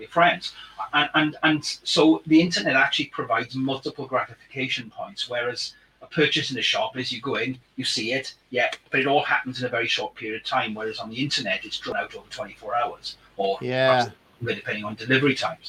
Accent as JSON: {"language": "English", "region": "Wales", "country": "United Kingdom", "accent": "Welsh", "said": "my Welsh accent"}